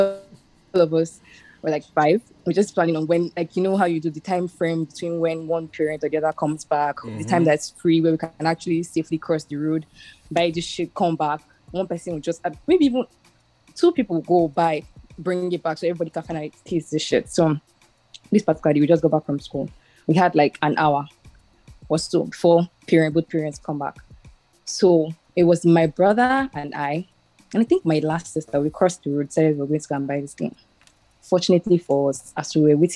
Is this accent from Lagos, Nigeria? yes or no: yes; Lagos, Nigeria; we grew up in Surulere in Agoda